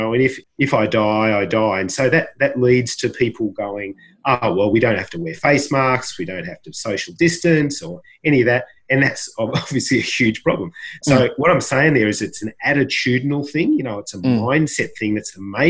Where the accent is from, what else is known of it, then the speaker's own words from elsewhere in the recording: Australia; I was born and brought up in Australia